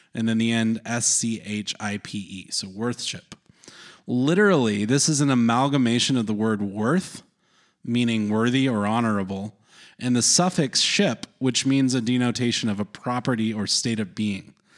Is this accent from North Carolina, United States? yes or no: yes; North Carolina, United States; growing up in North Carolina, there was a lot of especially evangelical Protestants